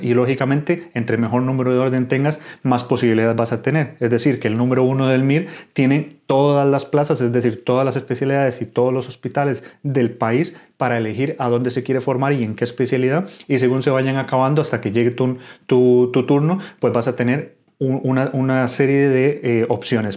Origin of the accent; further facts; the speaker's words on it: Costa Rica; moved away as an adult; now in Spain; soy médico de Costa Rica, actualmente residente de urología aquí en España